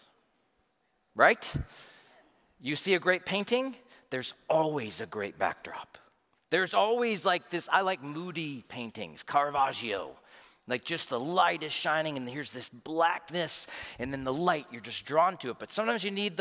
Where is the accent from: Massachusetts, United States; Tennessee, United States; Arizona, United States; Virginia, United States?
Tennessee, United States; Knoxville; I'm from Knoxville, Tennessee